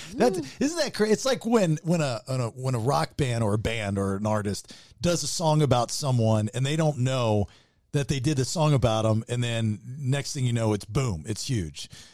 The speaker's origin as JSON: {"language": "English", "region": "Maryland", "country": "United States", "tie": "born or raised there", "said": "I grew up in Maryland"}